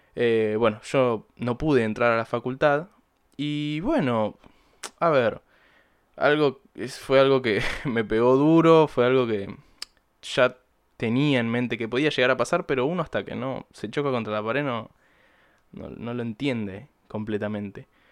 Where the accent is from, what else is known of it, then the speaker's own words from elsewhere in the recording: Buenos Aires Province, Argentina; soy de Buenos Aires. Eh, no porteño exactamente, vivo en la provincia